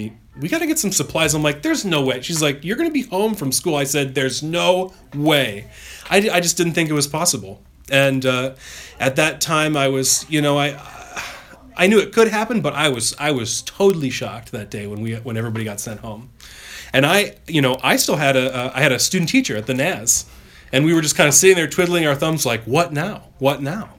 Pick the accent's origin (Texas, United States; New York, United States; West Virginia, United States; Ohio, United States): Ohio, United States; near the Cleveland area; I grew up kind of near the Cleveland area